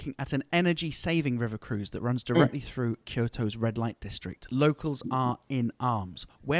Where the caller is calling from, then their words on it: the Cotswolds, South West England, United Kingdom; calling in from the Cotswolds in the United Kingdom.